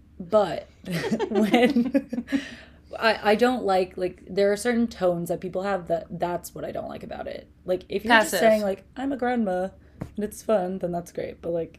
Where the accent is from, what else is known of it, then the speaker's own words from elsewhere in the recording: Green Bay, Wisconsin, United States; Green Bay, Wisconsin.